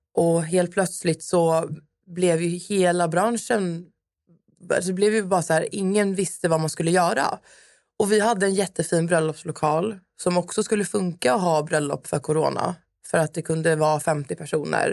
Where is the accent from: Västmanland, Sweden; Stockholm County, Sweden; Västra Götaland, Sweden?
Stockholm County, Sweden; Stockholm; moved away as an adult; now in Södertälje, Sweden; Jag är uppvuxen i Stockholm, eh, på Södermalm